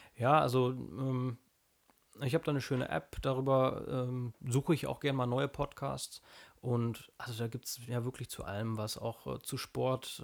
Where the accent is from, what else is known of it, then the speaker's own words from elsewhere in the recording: North Rhine-Westphalia, Germany; ich komme aus Nordrhein-Westfalen